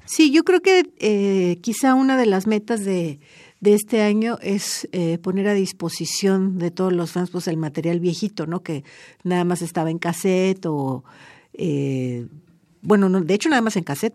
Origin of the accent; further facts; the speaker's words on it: Mexico; yo como mexicana